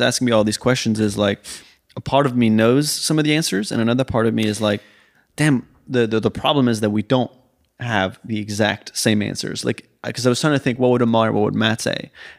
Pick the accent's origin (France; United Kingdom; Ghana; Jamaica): France; also born or lived in Sweden; I grew up in also in France and Sweden, so I might know the word in French or Swedish